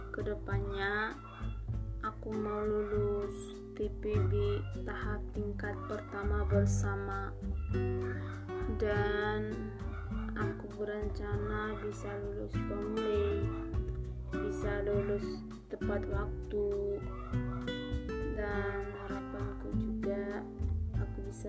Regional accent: North Sumatra, Indonesia; Aku berasal dari Sumatera Utara, SMA Negeri 1 Parlimita.

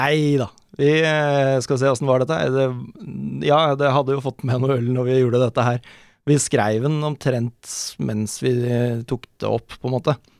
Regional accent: Oslo, Norway; jeg er fra Bøler, Oslo.

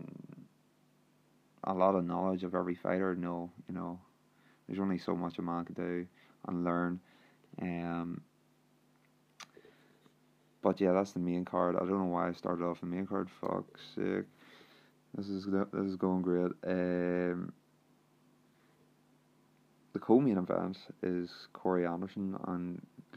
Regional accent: Northern Ireland, United Kingdom; I'm actually from Ireland, the north of Ireland, actually

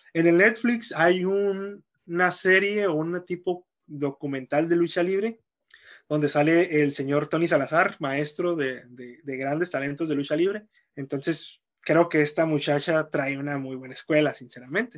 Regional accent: Mexico; como mexicanos

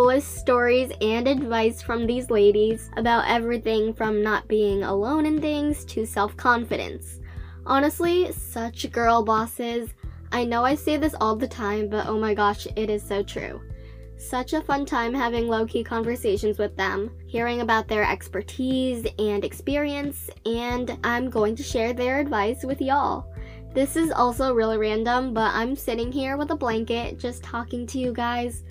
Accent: United States; I'm from the States

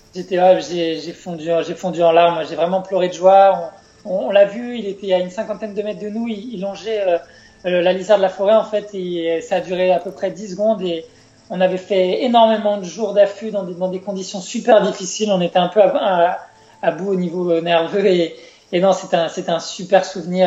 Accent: France; chez nous en France

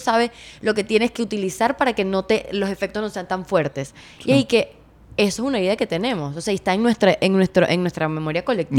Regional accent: Venezuela; en mi país

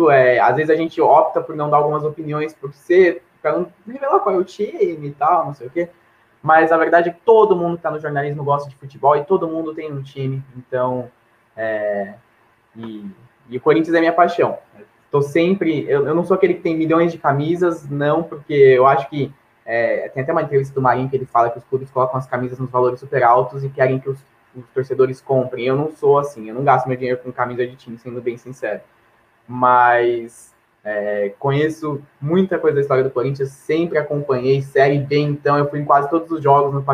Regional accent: Santo André, São Paulo, Brazil; aqui na minha cidade, sou de Santo André.

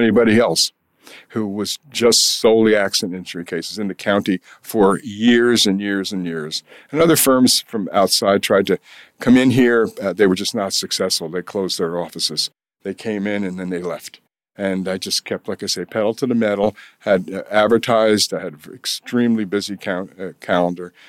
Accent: Kingston, New York, United States; also born or lived in California / Washington, D.C. / Albany / Springfield, Massachusetts; my hometown

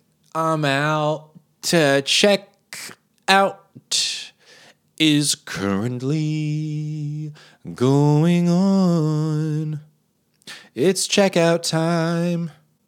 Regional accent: Boston, Massachusetts, United States; I'm from Boston.

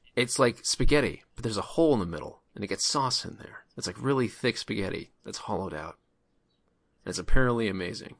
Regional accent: North Carolina, United States; As a North Carolina native

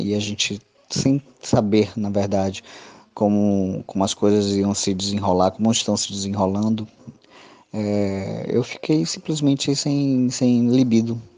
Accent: Salvador, Bahia, Brazil; tenho 37 anos, sou de Salvador, Bahia

